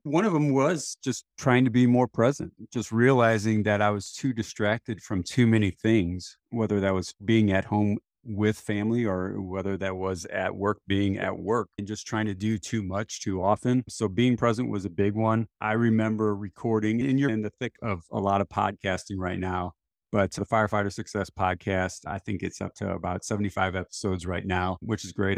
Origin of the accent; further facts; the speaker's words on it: St. Louis, Missouri, United States; I was born and raised in Saint Louis, Missouri. in the United States